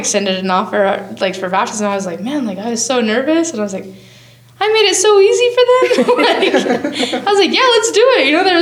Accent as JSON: {"language": "English", "region": "Wyoming", "country": "United States", "tie": "born or raised there", "said": "I moved home to Gillette, an hour and a half from my hometown, back to Wyoming"}